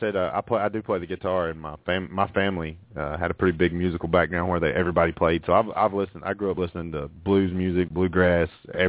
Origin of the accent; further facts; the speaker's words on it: Alabama, United States; We're from Alabama.